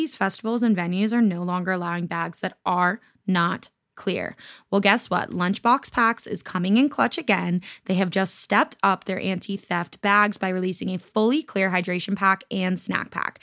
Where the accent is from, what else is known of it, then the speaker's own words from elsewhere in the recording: Florida, United States; We're both from Florida